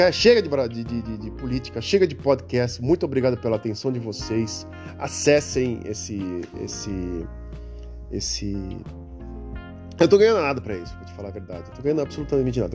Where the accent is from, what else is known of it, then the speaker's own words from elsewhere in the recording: Santos, São Paulo, Brazil; Eu nasci na cidade de Santos. Caso você não saiba, eu nasci em Santos em 1974